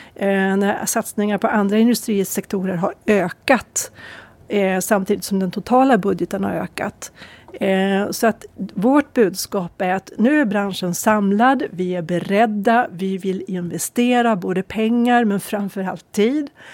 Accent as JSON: {"language": "Swedish", "town": "Örnsköldsvik", "region": "Västernorrland County", "country": "Sweden", "said": "Åstadkommation som vi säger hemma i Övik"}